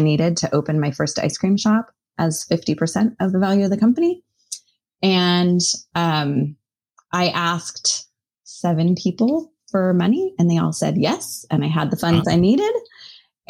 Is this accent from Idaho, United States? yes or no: yes; Boise, Idaho, United States; moved away as an adult; also born or lived in Missoula, Montana; I grew up in Boise, Idaho